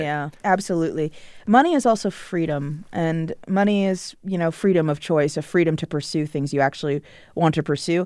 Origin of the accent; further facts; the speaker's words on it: Potomac, Maryland, United States; I grew up in Potomac, Maryland, which is a suburb of Washington, D C